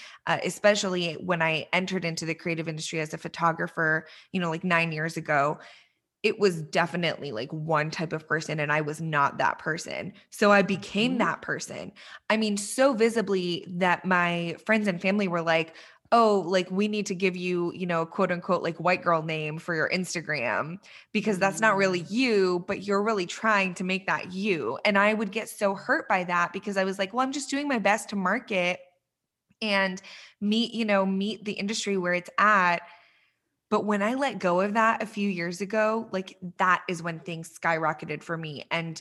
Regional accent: Iran; born there; I mentioned to you when we were chatting earlier that I was born in Iran

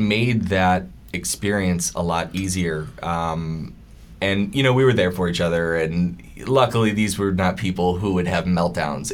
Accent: Buffalo, New York, United States; moved away; growing up in Buffalo

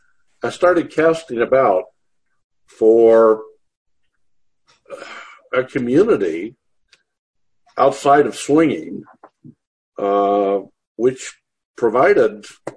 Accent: Corpus Christi, Texas, United States; born there; I was born on Naval Air Station Corpus Christi. My dad was a career naval officer.

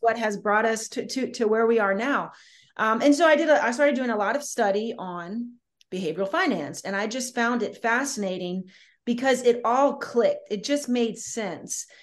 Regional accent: Southern Louisiana, United States; I'm from Southern Louisiana

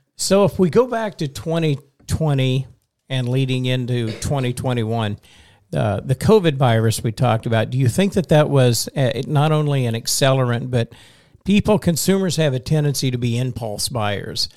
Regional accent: Western Oklahoma, United States; now in Missouri, United States; I'm from Western Oklahoma, which is only five hours west

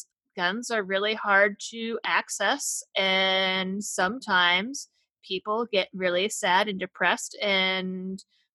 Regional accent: Springfield, Massachusetts, United States; also born or lived in Boston, Massachusetts; I was born and raised in Massachusetts

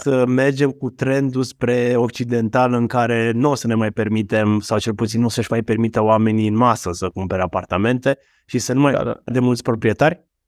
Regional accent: Romania

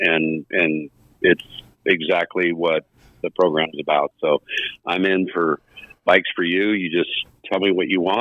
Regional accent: Southern California, United States; moved away; I grew up down in Southern California

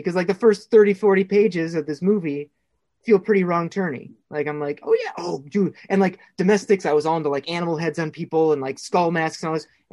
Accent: Minnesota, United States; I'm this guy from Minnesota.

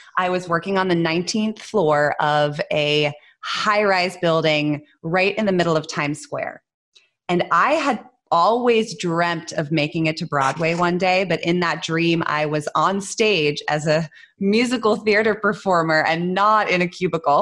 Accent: Netherlands; moved away as an adult; also born or lived in United States; I grew up in the Netherlands

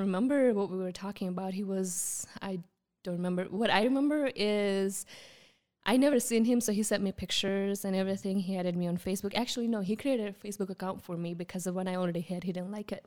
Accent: Gujarat, India; first language Gujarati; English is a second language; moved away as an adult; you know, I'm from Gujarat

